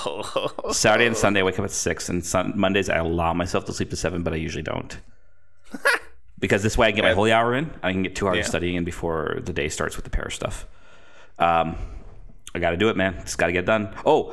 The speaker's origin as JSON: {"language": "English", "country": "Canada", "said": "because you probably get asked this a lot as a Canadian. Oh, you're from Canada."}